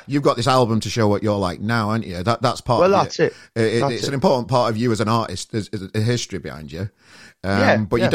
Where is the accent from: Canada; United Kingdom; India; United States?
United Kingdom; Sheffield, Yorkshire and the Humber; My hometown, Sheffield